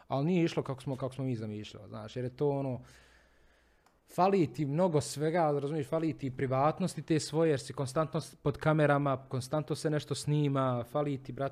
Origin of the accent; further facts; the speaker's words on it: Bosnia & Herzegovina; prvi put kod nas u Bosni i Hercegovini.